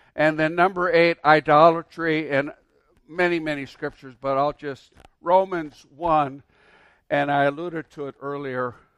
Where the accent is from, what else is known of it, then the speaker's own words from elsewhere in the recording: Mountain, Michigan, United States; moved away; I grew up in Mountain, Michigan.